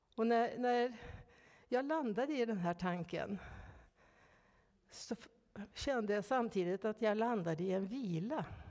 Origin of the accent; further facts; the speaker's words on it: Norrland, Ångermanland, Sweden; moved away; Uppe i Norrland där jag växte upp, i Ångermanland